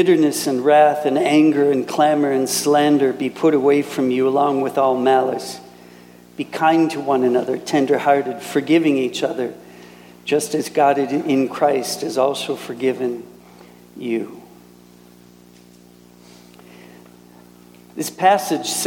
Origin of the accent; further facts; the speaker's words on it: Minnesota, United States; moved away as an adult; also born or lived in Wisconsin / Canada; now in Germany; And I was raised in Minnesota. So that's where I'm from